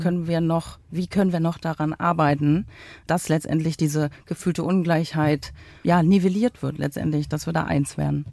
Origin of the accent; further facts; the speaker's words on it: Uckermark, Brandenburg, Germany; moved away as an adult; also born or lived in West Germany; Ich habe äh, quasi mein halbes Leben äh, im Ostdeutschland verbracht, bin dort aufgewachsen